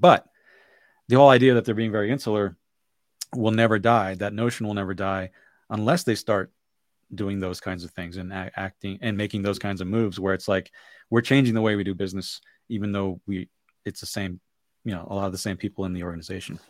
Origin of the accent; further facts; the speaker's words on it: Bay Area, California, United States; growing up in the Bay Area